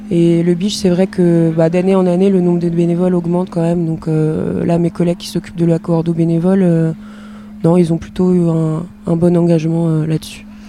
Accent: Brittany, France; je suis bretonne, donc je travaille surtout en Bretagne

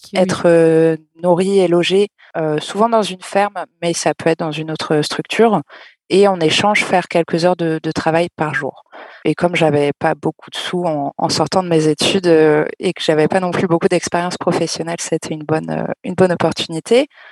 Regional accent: Caen, Normandy, France; je viens de Caen, j'ai toujours vécu euh, dans des villes

